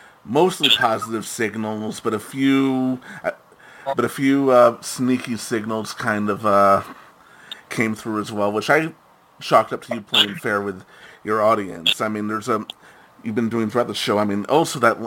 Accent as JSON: {"language": "English", "town": "New York City", "region": "New York", "country": "United States", "said": "being a New Yorker"}